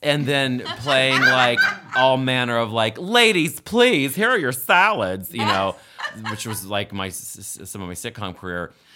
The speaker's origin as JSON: {"language": "English", "region": "West Virginia", "country": "United States", "tie": "born or raised there", "moved": "yes", "said": "I grew up in West Virginia in a house that was built in seventeen, in seventeen ninety-nine called Mill Meadow"}